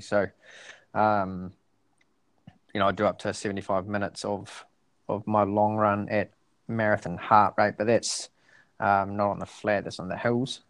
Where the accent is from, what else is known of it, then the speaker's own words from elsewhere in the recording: Dunedin, Otago, New Zealand; now in Christchurch, New Zealand; I went down to Dunedin, um, my hometown